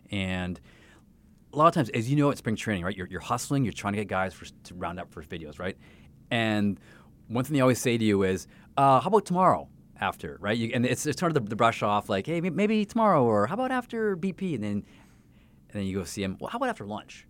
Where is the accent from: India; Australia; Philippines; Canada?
Canada; now in Saint Louis, United States; that was my sport growing up in Canada